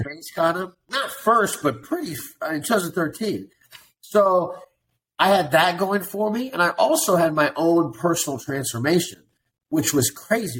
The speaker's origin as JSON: {"language": "English", "town": "Columbia", "region": "Missouri", "country": "United States", "tie": "born or raised there", "also_born_or_lived": "Las Vegas / Venice Beach / Kansas City / Chicago", "moved": "as an adult", "lives_now": "Miami Beach, United States", "said": "So I was born and raised in Columbia, Missouri, and and I lived in Columbia. I lived in Missouri for like 23 years."}